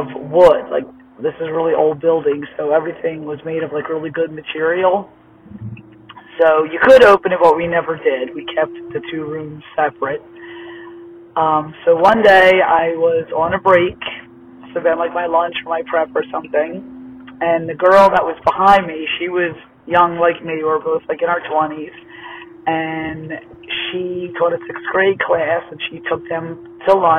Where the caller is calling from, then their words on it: Pennsylvania, United States; I'm calling from Smith Meeting, PA